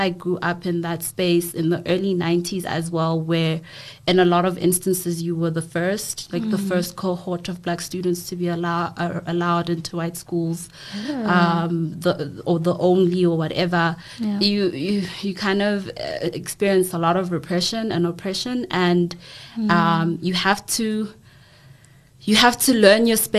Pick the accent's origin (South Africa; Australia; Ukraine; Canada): South Africa; KwaMashu, KwaZulu-Natal; being raised in a very Western sort of setting, when originally I'm from Guamashu, and like the clash and the push and pull between those two spaces